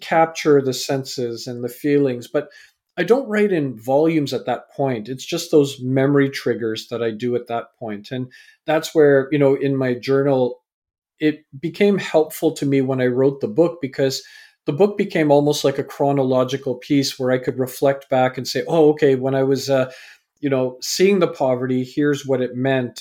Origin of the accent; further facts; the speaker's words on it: Vancouver, British Columbia, Canada; also born or lived in England; I was born in England, raised in Canada.